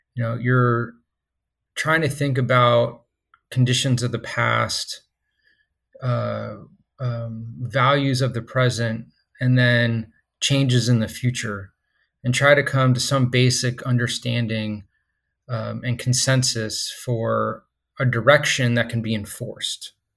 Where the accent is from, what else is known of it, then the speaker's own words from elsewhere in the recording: Stuart, Florida, United States; also born or lived in Mobile, Alabama; I grew up on, um, the East Coast of Florida, a place called Stewart